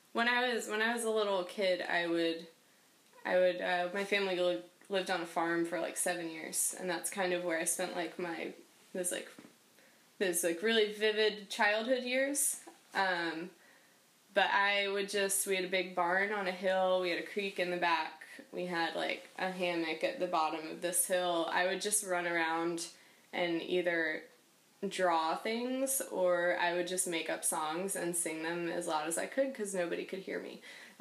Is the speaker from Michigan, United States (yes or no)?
yes; Michigan, United States; born there; also born or lived in North Carolina / Minnesota / Wisconsin / Boston; I was born in Michigan. I've lived in North Carolina twice. I've lived in Minnesota. I've lived in Wisconsin and Boston, and now here.